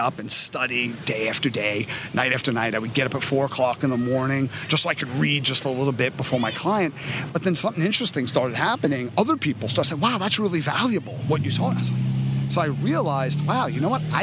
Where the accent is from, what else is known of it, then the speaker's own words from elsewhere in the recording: New York City, New York, United States; I was growing up in Coney Island in the 80s.